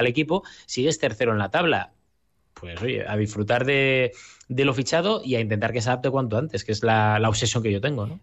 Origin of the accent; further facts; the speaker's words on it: Gijón, Asturias, Spain; como gijonés y como asturiano